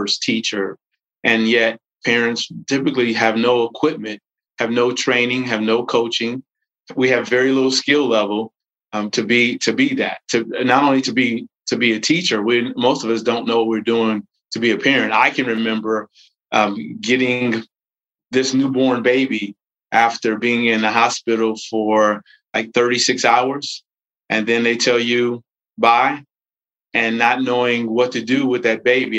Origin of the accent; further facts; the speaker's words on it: Gary, Indiana, United States; I'm originally from Gary, Indiana